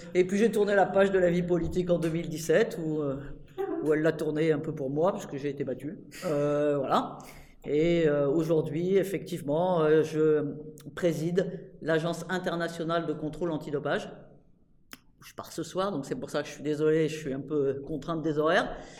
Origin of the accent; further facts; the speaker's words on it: Normandy, France; J'étais euh, sur une liste municipale dans ma ville, à Rouen, parce que moi je viens de Normandie